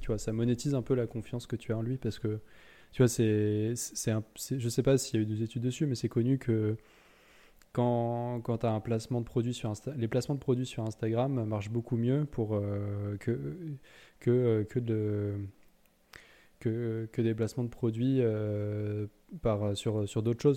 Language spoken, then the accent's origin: French; Lyon, Auvergne-Rhône-Alpes, France; nous, on vient de Lyon